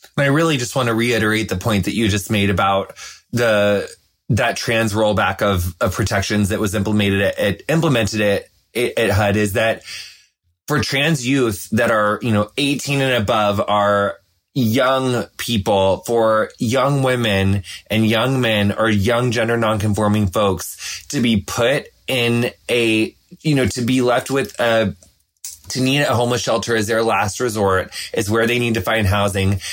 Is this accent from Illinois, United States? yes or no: yes; across the river from Hannibal, Missouri, western Illinois, United States; I'm from Illinois, but my hometown is like six hours southwest of Chicago. It's like right on the Mississippi River, across the river from Hannibal, Missouri